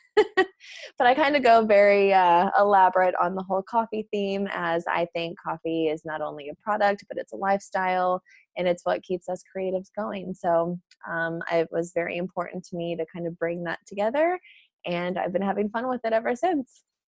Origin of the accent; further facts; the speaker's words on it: St. Charles, Missouri, United States; now in San Diego, United States; I am originally from St. Charles, Missouri